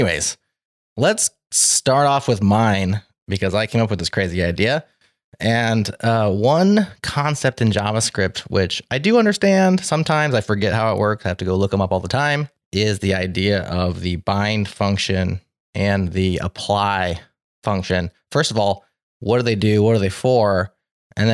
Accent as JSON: {"language": "English", "region": "Nebraska", "country": "United States", "said": "I'm your MC from Nebraska."}